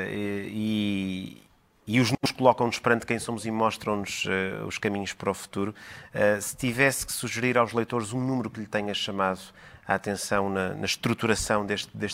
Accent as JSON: {"language": "Portuguese", "country": "Portugal", "said": "porque define muito aquilo que nós somos enquanto portugueses."}